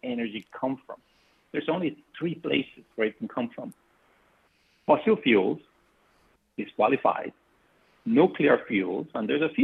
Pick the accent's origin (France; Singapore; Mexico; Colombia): Colombia; moved away as an adult; I am from Colombia originally, and I came to MIT as an undergrad master's student